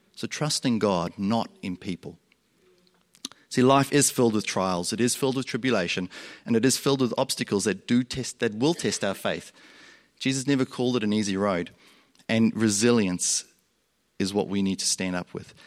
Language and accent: English; South Africa; moved away; also born or lived in Australia; Growing up, I grew up in South Africa. You'll hear my accent go like this because I also grew up in Australia